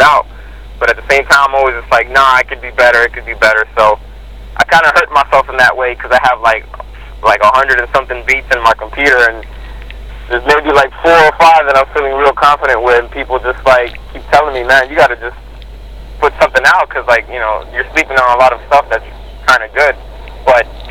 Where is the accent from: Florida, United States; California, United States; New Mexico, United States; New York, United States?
Florida, United States; Miami; I grew up in Miami